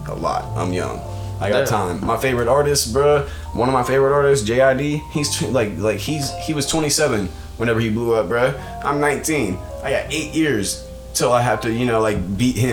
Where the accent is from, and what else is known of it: Atlanta, Georgia, United States; born or raised there; now in Pittsburgh, United States